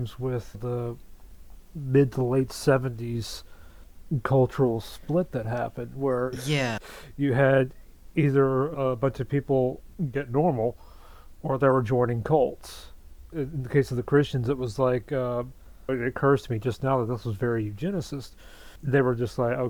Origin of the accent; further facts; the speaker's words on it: the rural South, United States; I grew up in the rural South, deep in evangelical and dominionist culture